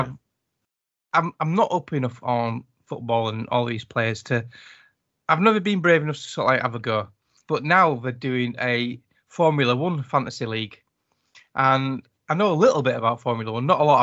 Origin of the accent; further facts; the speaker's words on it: United Kingdom; accent: British; my British accent